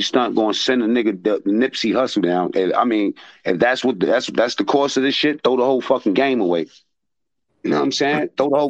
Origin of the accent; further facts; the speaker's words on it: New York City, New York, United States; I'm from Harlem.